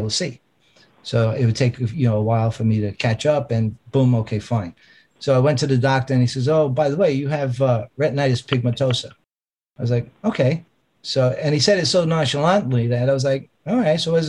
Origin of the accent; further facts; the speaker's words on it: New York City, New York, United States; also born or lived in Long Island, New York; I was born in the Bronx, and we moved out to Long Island when I was 13 years old